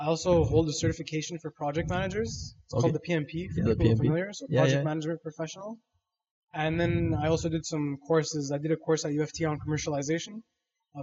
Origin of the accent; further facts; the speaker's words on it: Toronto, Ontario, Canada; I was born in West End, Toronto West End, Kipling area. And then I moved shortly after